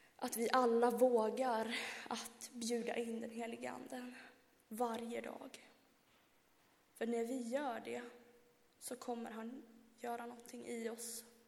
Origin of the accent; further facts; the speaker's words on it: Värmland, Sweden; moved away; hemma i Värmland